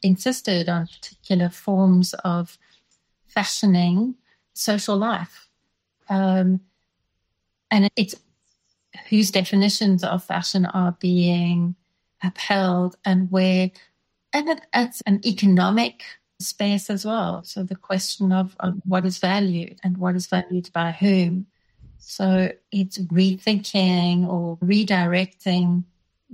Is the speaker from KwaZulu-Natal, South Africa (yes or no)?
yes; Natal south coast, KwaZulu-Natal, South Africa; first language Dutch; English is a second language; I was born in Natal. And we lived in a small village on the Natal south coast.